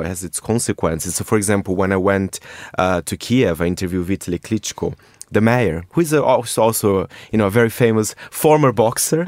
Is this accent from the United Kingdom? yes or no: no; Brazil; moved away; I am from Brazil